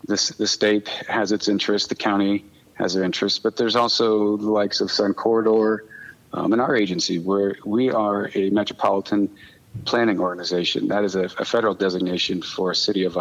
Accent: Sierra Vista, Arizona, United States; now in Tucson, United States; I'm from the area. I grew up in Sierra Vista

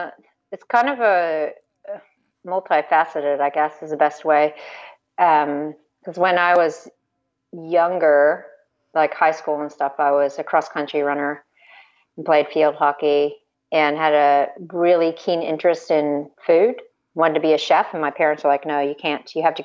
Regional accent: United States; I am actually an Army brat from growing up in the States.

